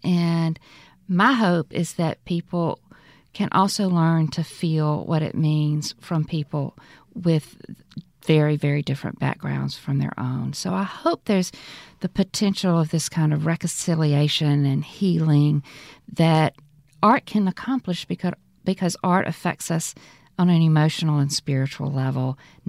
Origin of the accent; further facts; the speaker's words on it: Mississippi Delta, United States; what my experience growing up in the Delta was like